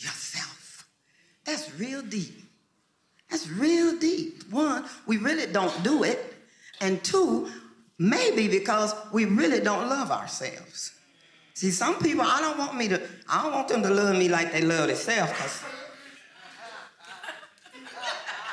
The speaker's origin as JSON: {"language": "English", "town": "Lubbock", "region": "Texas", "country": "United States", "also_born_or_lived": "Harlem, New York City", "moved": "as an adult", "said": "I lived in Lubbock"}